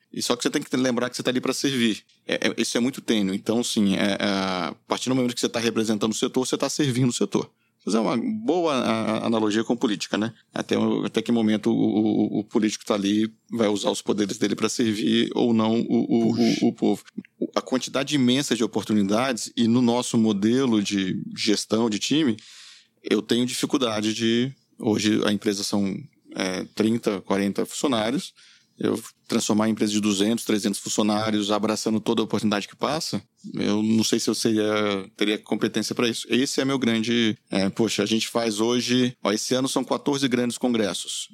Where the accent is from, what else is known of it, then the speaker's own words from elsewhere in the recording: Minas Gerais, Brazil; eu sou mineiro